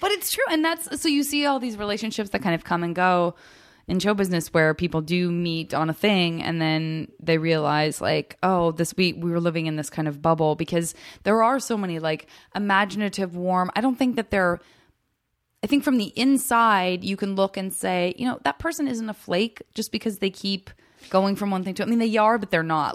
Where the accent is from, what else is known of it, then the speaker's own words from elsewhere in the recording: Arizona, United States; I am from Arizona